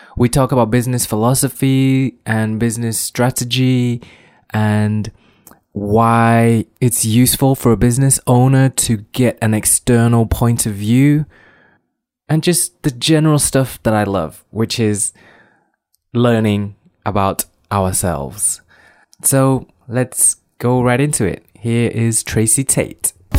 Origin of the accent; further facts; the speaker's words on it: Manchester, North West England, United Kingdom; moved away as an adult; also born or lived in Far East / Newcastle; now in Helsinki, Finland; I was born in Far East. I grew up in Manchester, England, and most people see me as a mank as a Mancunian